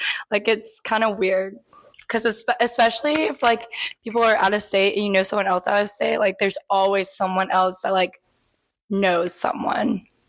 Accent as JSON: {"language": "English", "town": "Birmingham", "region": "Alabama", "country": "United States", "lives_now": "Auburn, United States", "said": "I'm from Birmingham, Alabama."}